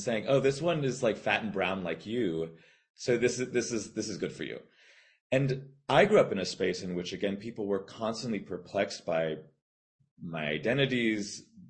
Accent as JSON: {"language": "English", "region": "South Florida", "country": "United States", "tie": "born or raised there", "also_born_or_lived": "Bermuda", "said": "I was born in Bermuda and grew up in South Florida."}